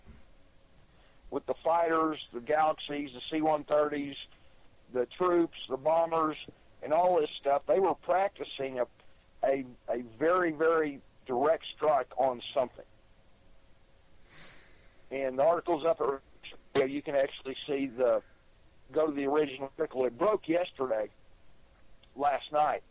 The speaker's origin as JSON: {"language": "English", "town": "Odessa", "region": "Texas", "country": "United States", "said": "I'm from Odessa, Texas."}